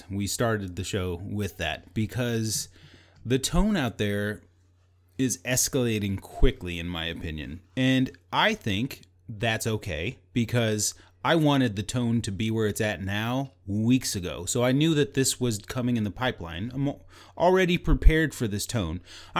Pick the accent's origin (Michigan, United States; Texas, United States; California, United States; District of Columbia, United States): Texas, United States; but I do know my geography, and I'm Texan, know that there are 50 states.